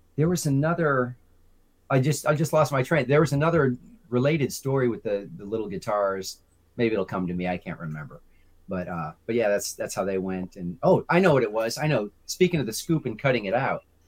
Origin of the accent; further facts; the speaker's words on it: Chicago, Illinois, United States; moved away as an adult; I'm from the Chicagoland area.